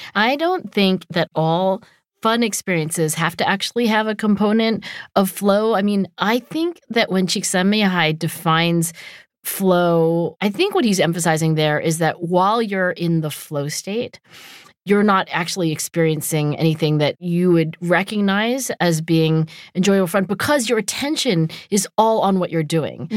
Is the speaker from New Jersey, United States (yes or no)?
yes; New Jersey, United States; I also lived in New Jersey